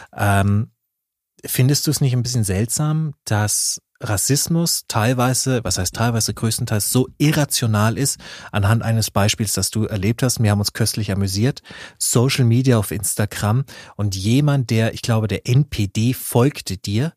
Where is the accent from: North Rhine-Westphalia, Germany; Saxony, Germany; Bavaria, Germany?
Bavaria, Germany; Nuremberg; als Nürnberger